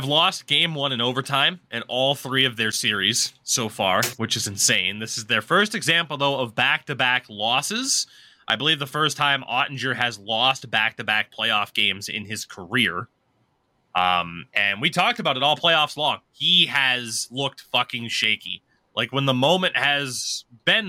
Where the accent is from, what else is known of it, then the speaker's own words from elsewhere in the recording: United States; as an American